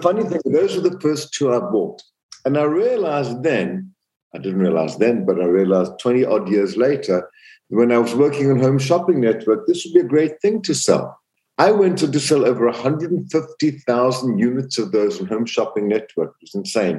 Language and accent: English; Zambia; moved away; also born or lived in South Africa; I grew up in Central Africa, Zambia, in a very small town